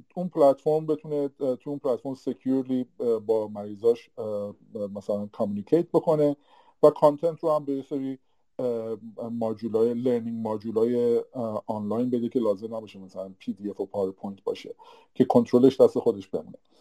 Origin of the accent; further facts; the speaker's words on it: Iran; moved away as an adult; now in Canada; ماهایی که از ایران مهاجرت کردیم